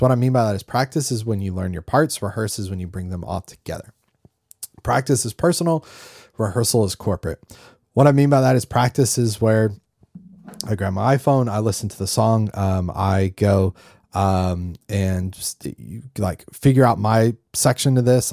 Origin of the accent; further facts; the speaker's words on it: North Carolina, United States; growing up in North Carolina